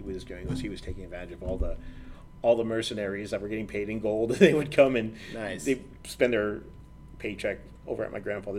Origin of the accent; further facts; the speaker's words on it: El Paso, Texas, United States; moved away as an adult; I come from El Paso, right?